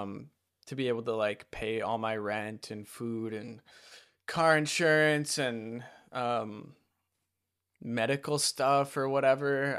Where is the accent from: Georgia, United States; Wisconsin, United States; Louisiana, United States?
Wisconsin, United States; moved away as an adult; also born or lived in Utah; that's why I moved back to Wisconsin from Utah and back in with my parents